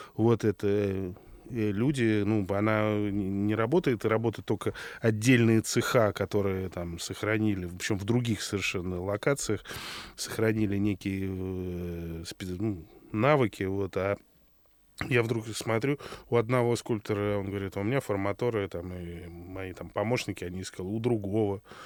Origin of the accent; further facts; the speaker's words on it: Moscow, Russia; я как коренной москвич